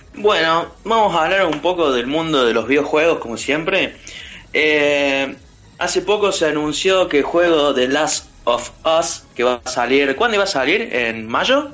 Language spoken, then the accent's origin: Spanish; Córdoba, Argentina; accent: cordobés; los cordobeses nos vamos a comer a todos los porteños